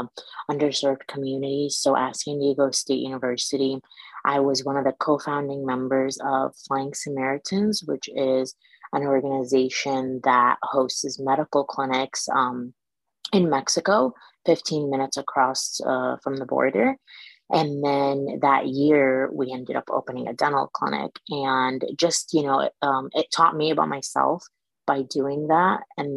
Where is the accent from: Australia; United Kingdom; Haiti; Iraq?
Iraq; also born or lived in Michigan; now in East LA, United States; I'm originally from Iraq. I am Chaldean, and it's a very small population from Middle East, but right now I live in East LA.